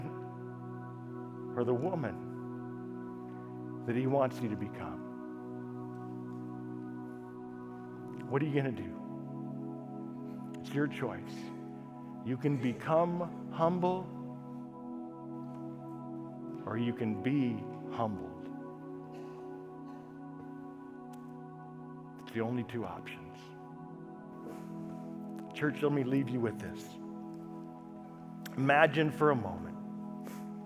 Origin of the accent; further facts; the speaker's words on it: United States; as American Christians